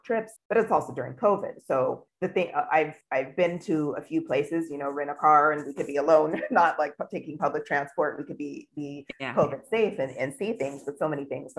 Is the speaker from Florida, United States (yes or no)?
no; California, United States; moved away as an adult; now in Hadera, Israel; I'm originally from California